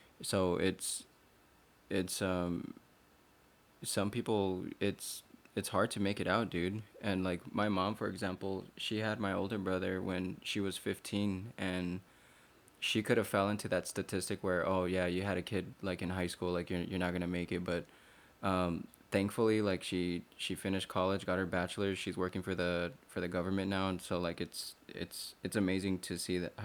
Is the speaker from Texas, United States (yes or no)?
yes; El Paso, Texas, United States; growing up in El Paso or being Hispanic, we're a family man